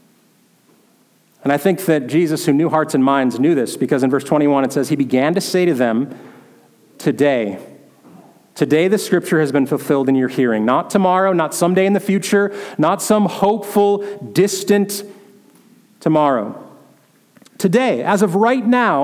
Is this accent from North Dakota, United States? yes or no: yes; North Dakota, United States; moved away; where I grew up in North Dakota